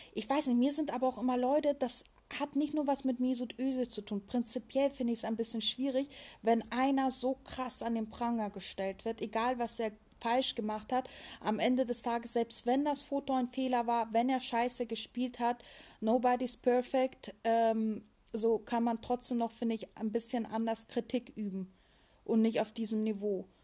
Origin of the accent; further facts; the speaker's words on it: Germany; als Deutscher